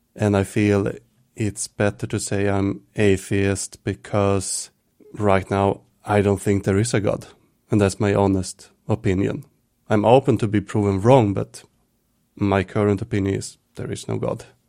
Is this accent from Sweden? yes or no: yes; Stockholm, Stockholm County, Sweden; also born or lived in Visby, Gotland; I moved from Stockholm, where I grew up and lived